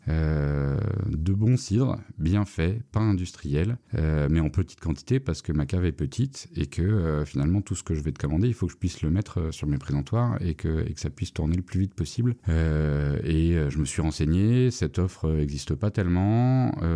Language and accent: French; Paris suburbs, Vallée de Chevreuse, Île-de-France, France; moved away as an adult; also born or lived in Châtenay-Malabry, Hauts-de-Seine; Je suis né à Châtenay-Malabry, donc dans les Hauts-de-Seine. J'ai grandi toute mon enfance euh, en banlieue parisienne, euh, euh, dans un cadre assez préservé qu'est la vallée de Chevreuse